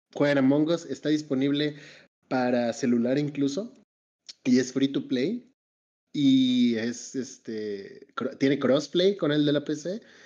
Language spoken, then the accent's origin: Spanish; Mexico; como mexicano